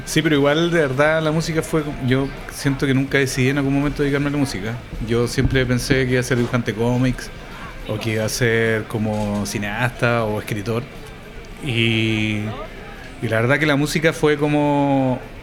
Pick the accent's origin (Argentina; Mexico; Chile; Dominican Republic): Chile; éramos los invitados internacional, chileno